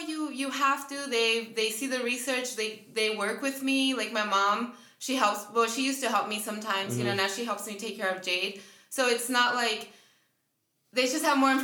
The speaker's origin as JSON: {"language": "English", "area": "Inland Empire", "region": "California", "country": "United States", "tie": "born or raised there", "also_born_or_lived": "Montclair, California / Bloomington, California / San Bernardino, California", "said": "I'm an IE my whole life."}